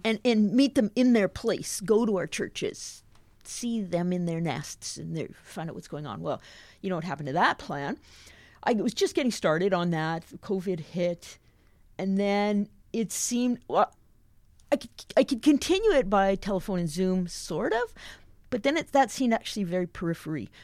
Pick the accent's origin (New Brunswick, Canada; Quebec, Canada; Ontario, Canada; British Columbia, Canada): British Columbia, Canada; Invermere; moved away as an adult; also born or lived in Surrey, British Columbia / West Africa; I grew up in the Alliance, Lee Quindamere Alliance Church in the little town of Invermere in southeast British Columbia.